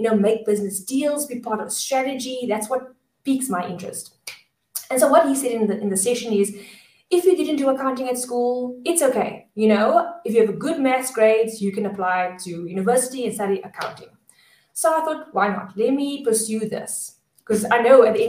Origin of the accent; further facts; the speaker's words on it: Cape Town, Western Cape, South Africa; I am from Cape Town, born and bred.